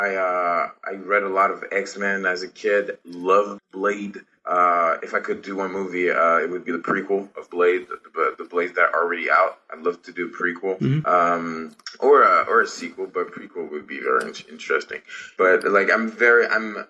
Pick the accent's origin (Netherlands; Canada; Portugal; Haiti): Haiti; English is a second language; moved away; I'm from Haiti, I'm Haitian.